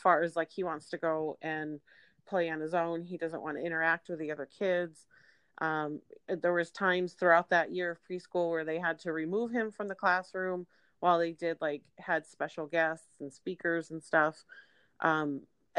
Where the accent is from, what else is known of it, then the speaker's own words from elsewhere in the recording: Syracuse, New York, United States; now in California, United States; We moved back to my hometown of Syracuse, New York